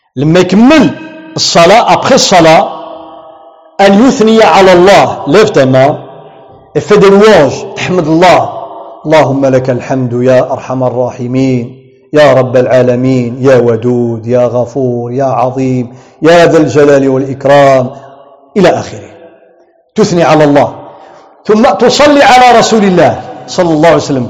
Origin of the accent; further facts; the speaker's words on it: Tangier, Tanger-Tetouan-Al Hoceima, Morocco; عندنا في طنجة